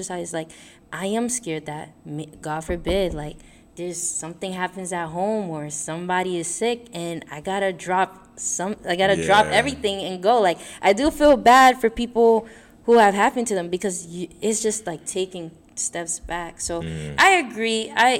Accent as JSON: {"language": "English", "town": "New York City", "region": "New York", "country": "United States", "said": "Yeah, New York City. I'm from Brooklyn. Yeah, I'm from Brooklyn."}